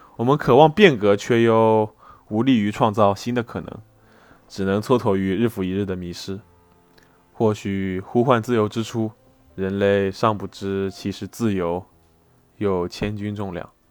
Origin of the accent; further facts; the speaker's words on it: Wenzhou, Zhejiang, China; 老师作为一个温州人